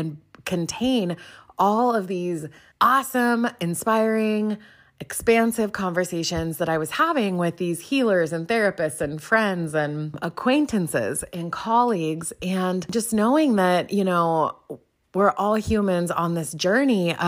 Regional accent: Pacific Northwest, United States; I grew up in the Pacific Northwest

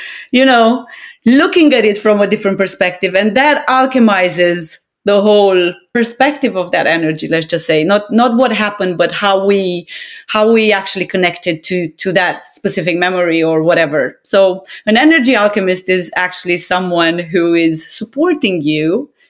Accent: Romania; moved away; I'm Romanian of origin

